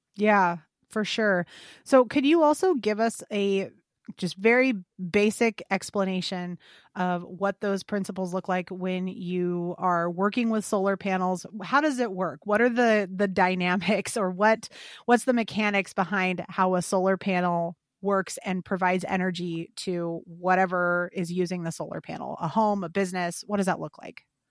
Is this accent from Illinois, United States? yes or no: yes; Illinois, United States; fellow Illinois native here